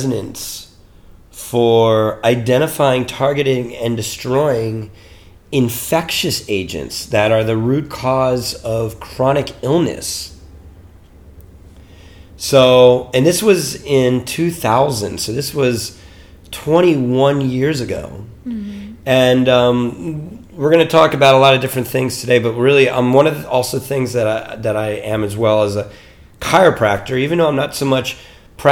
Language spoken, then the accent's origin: English; Mount Holly, New Jersey, United States; moved away as an adult; also born or lived in Boston, Massachusetts / New York / Colorado; I grew up in New Jersey, in the United States, in New Jersey.